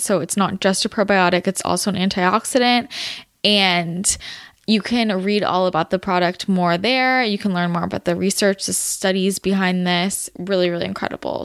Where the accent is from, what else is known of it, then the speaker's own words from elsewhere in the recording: Belmont, California, United States; moved away; I grew up in the Bay, if you didn't know that. San Mateo region, not San Mateo, Belmont, to be specific